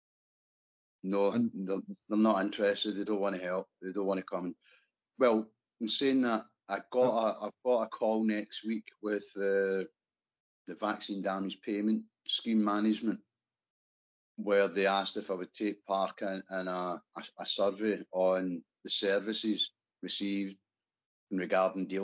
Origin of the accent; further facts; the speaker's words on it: Scotland, United Kingdom; As a Scottish scaffolder